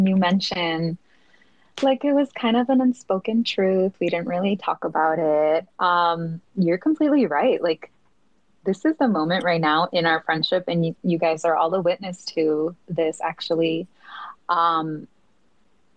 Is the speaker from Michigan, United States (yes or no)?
no; Chicago, Illinois, United States; moved away as an adult; We grew up in the same neighborhood. We come from the Back of the Yards, which is a Southside Chicago community